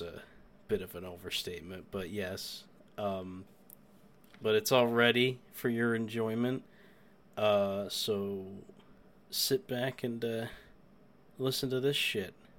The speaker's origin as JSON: {"language": "English", "region": "New York", "country": "United States", "said": "I'm the New Yorker"}